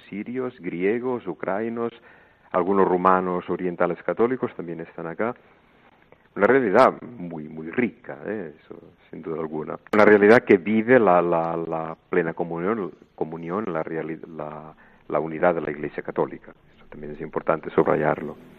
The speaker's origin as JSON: {"language": "Spanish", "town": "El Vendrell", "region": "Catalonia", "country": "Spain", "tie": "born or raised there", "also_born_or_lived": "Montserrat", "moved": "as an adult", "lives_now": "Greece"}